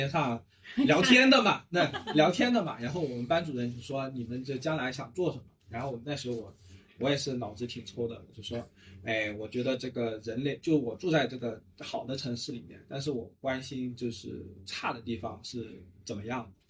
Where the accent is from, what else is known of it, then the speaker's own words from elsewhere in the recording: Zhuhai, Guangdong, China; also born or lived in Zhanjiang; 就我爸爸爸妈妈是还是从湛江。啊，粤西那边从湛江就搬到珠海，然后我是在珠海成长的，但是也经常回湛江或者说周边的这个广东的其他一些地区啊。